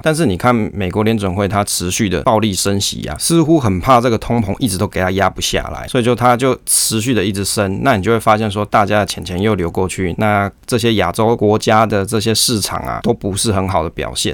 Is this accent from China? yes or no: no; Taiwan; 我们台湾人嘛，我们台湾人一定是爱台湾